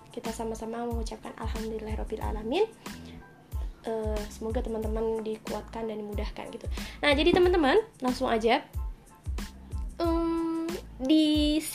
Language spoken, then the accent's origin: Indonesian; Kendal, Central Java, Indonesia; aku asalnya dari Kendal, nggak banyak yang tahu kota Kendal ini, maka aku selalu bilang Semarang gitu ya.